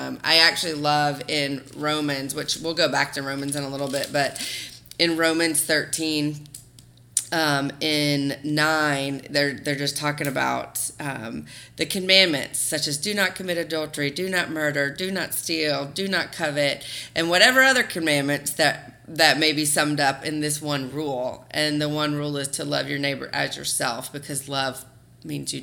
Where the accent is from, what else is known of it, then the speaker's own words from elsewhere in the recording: the South, United States; growing up in the South and in the Bible Belt